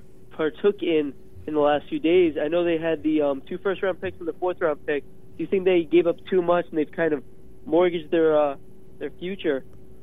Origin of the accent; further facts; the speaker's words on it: Middlebury, Connecticut, United States; over in Middlebury, Connecticut.